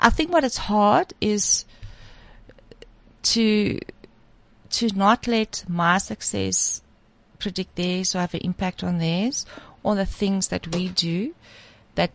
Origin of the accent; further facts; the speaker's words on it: South Africa; as a South African